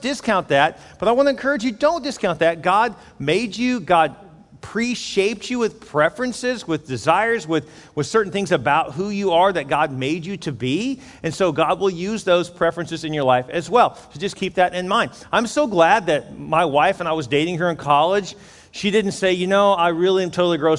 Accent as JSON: {"language": "English", "town": "Houston", "region": "Texas", "country": "United States", "tie": "born or raised there", "lives_now": "Corpus Christi, United States", "said": "I grew up in Houston"}